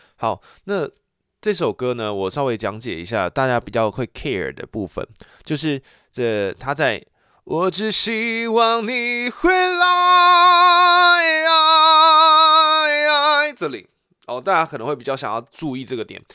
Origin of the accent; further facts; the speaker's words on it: Taichung, Taiwan; 我就是台中人